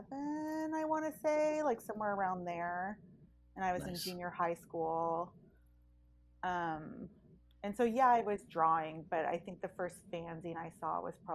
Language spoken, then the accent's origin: English; San Pablo, California, United States; I grew up in San Pablo, so it's kind of been the same story throughout. Like, I have born and raised in the East Bay.